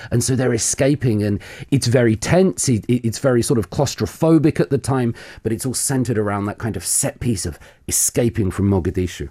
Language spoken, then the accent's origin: English; South of England, United Kingdom; moved away as an adult; now in Korea; I'm from the United Kingdom. Mm-hmm. Um, I'm from the south of England. I've been in Korea nearly coming up to 20 years now.